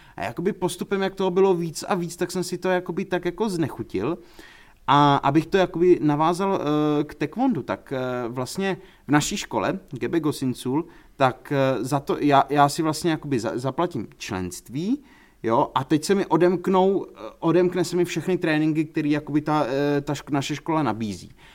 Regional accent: Prague, Czechia; jako Pražák

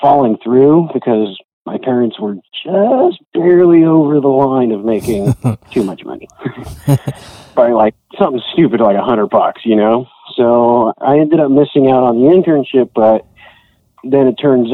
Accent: Hanford, California, United States; moved away as an adult; also born or lived in San Diego, California; now in San Luis Obispo, United States; my hometown, Hanford, California

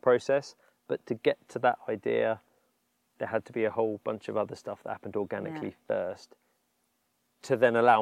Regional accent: East Sussex, South East England, United Kingdom; I grew up in East Sussex

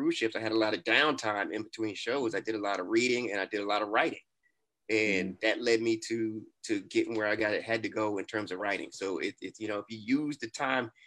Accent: New York City, New York, United States; I'm from Brooklyn

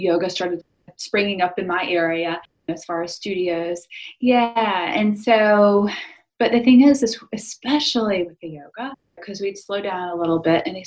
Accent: South Carolina, United States; I grew up in South Carolina in the USA

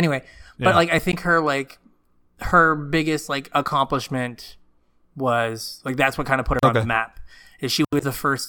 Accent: United States; I'm American.

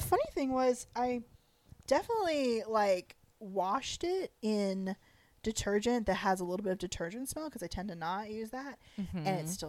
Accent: the South, United States; accent: southern; I've been having more of my southern accent lately after moving here, so I think we're going to sound real southern for this.

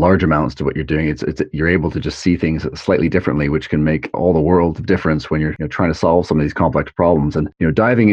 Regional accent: Canada; myself being from Canada

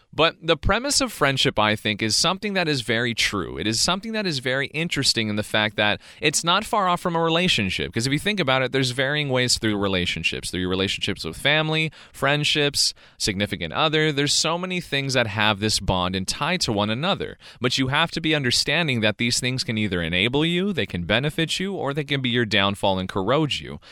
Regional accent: California, United States; I was born and raised in California

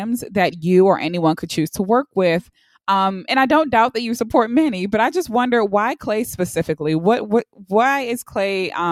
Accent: Baltimore, Maryland, United States; I'm from Baltimore, so the East Coast

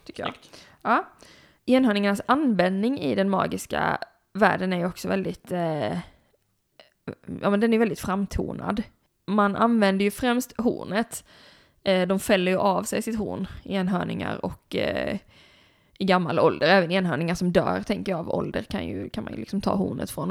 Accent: Blekinge, Sweden; moved away; Blekinge där jag kommer ifrån, där, är liksom, där har vi ekoxe till exempel i vårt landskapsdjur

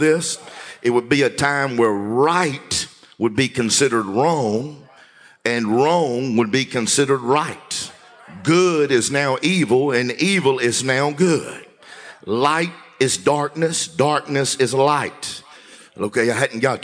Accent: Louisiana, United States; I'm from Louisiana

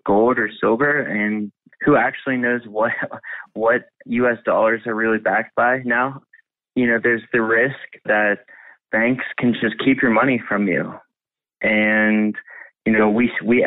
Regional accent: Pittsburgh, Pennsylvania, United States; I grew up in Pittsburgh

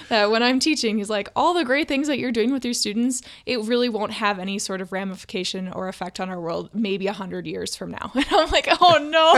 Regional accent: Duluth, Minnesota, United States; now in Saint Paul, United States; I grew up in Duluth, Minnesota

